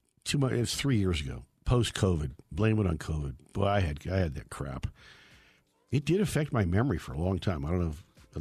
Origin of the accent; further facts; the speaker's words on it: California, United States; I'm actually from Northern California.